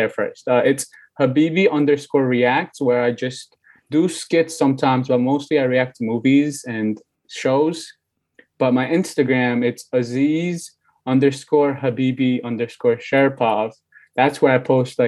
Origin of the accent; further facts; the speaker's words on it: Uzbekistan; also born or lived in Bukhara, Uzbekistan / Tashkent, Uzbekistan; now in New York, United States; I was born in a small village in Bukhara. It's called Rijdvan. I don't know if you guys have heard of it. It's a small village. I grew up in Rijdvan. I also lived in Tashkent, the city of Uzbekistan